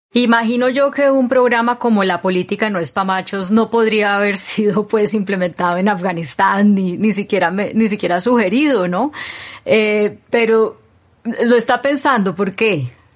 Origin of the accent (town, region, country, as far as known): Colombia